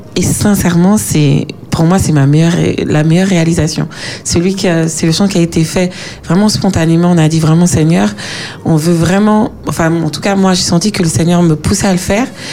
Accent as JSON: {"language": "French", "country": "Martinique", "tie": "born or raised there", "moved": "as an adult", "lives_now": "France", "said": "quand on a grandi euh, aux Antilles, en Martinique"}